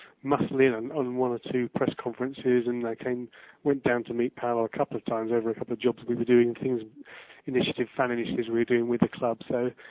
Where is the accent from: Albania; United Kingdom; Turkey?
United Kingdom; Chelmsford, East of England; also born or lived in Tilbury / Wiltshire; now in Oxford, United Kingdom; I grew up in Chelmsford, born in Tilbury, grew up in Chelmsford.